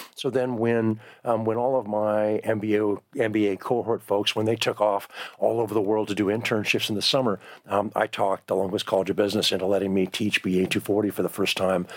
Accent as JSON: {"language": "English", "region": "Southern California", "country": "United States", "tie": "born or raised there", "also_born_or_lived": "Bay Area / Vancouver, Washington", "moved": "as an adult", "lives_now": "Eugene, United States", "said": "I grew up in Southern California"}